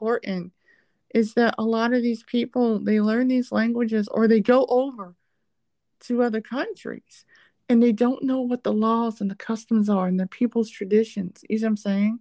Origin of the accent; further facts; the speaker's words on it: United States; I'm American